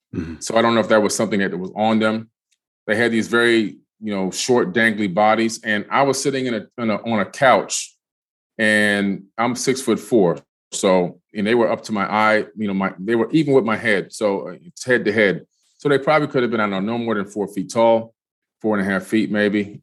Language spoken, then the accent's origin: English; Miami, Florida, United States; also born or lived in Queens, New York; moved to Miami. My family moved to Miami, I should say, in the 70s, is 1977.